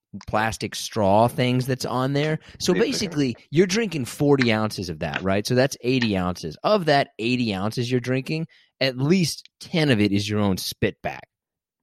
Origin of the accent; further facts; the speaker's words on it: Kansas, United States; I'm from Kansas.